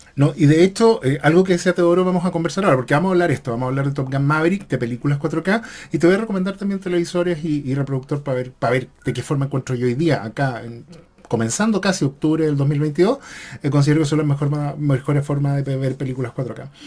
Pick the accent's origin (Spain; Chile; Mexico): Chile; en mi caso soy chileno